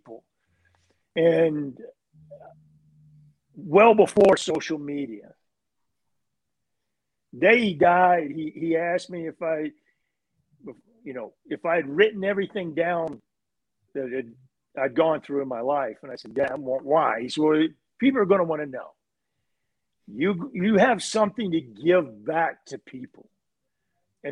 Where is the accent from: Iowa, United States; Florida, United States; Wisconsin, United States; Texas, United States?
Texas, United States; Growing up in Texas